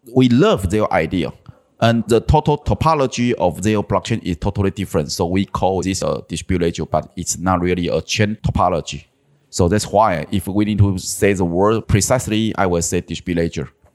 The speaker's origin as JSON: {"language": "English", "region": "southern Taiwan", "country": "Taiwan", "tie": "born or raised there", "also_born_or_lived": "Taipei", "said": "my hometown was in South Taiwan, so almost ten years ago, I tried to make this change. So, I moved my family back to my hometown."}